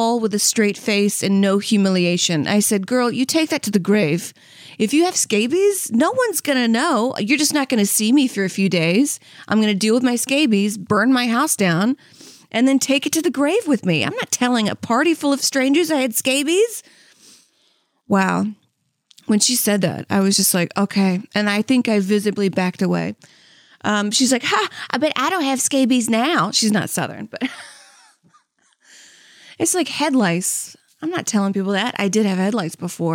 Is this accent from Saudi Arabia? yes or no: yes; Saudi Arabia; moved away; I'm from Saudi Arabia